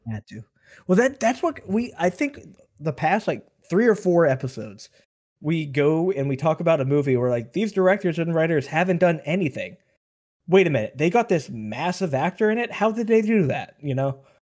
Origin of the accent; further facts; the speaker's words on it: Western Pennsylvania, United States; we're from Western Pennsylvania